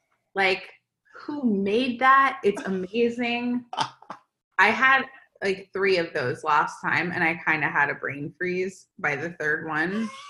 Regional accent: Florida, United States; moved away as an adult; now in California, United States; obviously I'm from Florida as well.

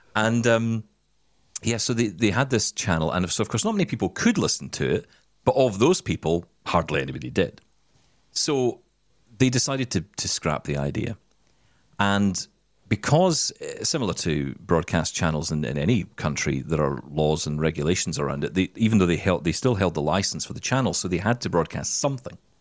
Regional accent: Scotland, United Kingdom; I'm Scottish

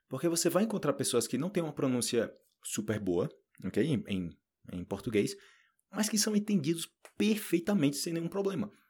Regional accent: Northeast Region, Brazil; moved away as an adult; eu sou brasileiro, e eu posso perder meu sotaque. Então imagina, eu moro a vida inteira no Nordeste. Eu fui, eu fui embora do Nordeste do Brasil quando eu tinha que, 20, 23 anos, para 24 anos.

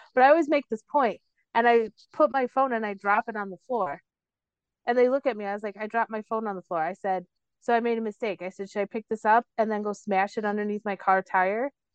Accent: Cicero, Illinois, United States; where I grew up, I grew up in Cicero

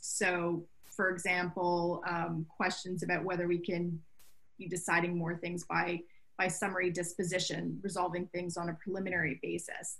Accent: Canada; moved away as an adult; now in Brooklyn, United States; I'm a Canadian, uh, and I've been here for about 20 years

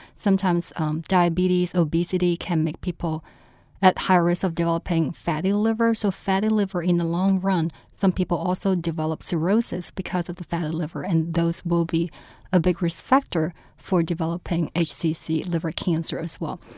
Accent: China; also born or lived in St. Louis; now in New Orleans, United States; I was originally from China

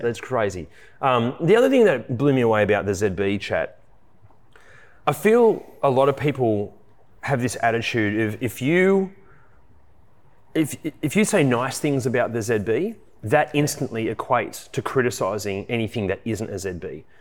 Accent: Australia

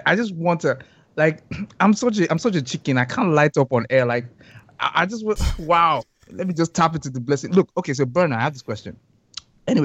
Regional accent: Ibadan, Oyo, Nigeria; I'm from Ibadan

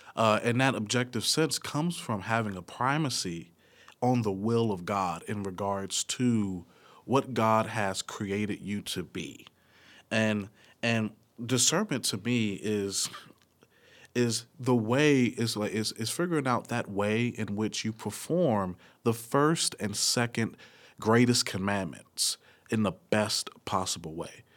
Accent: Nashville, Tennessee, United States; from Nashville, uh, Tennessee.

